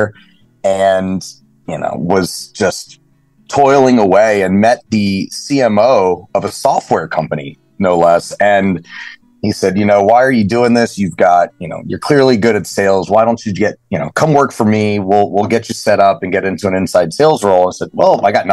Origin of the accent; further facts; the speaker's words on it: Lake Lanier, North Georgia, United States; now in Fort Lauderdale, United States; I grew up in North Georgia on Lake Lanier, lake boats, wakeboarding